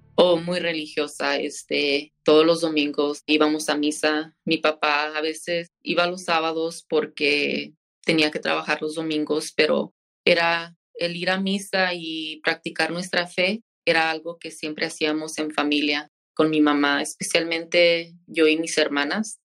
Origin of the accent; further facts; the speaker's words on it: San Joaquin, California, United States; also born or lived in Fresno; Yo fui nacida en Fresno y toda mi niñez la he pasado aquí en, el valle. Crecí en un pueblito llamado San Joaquín.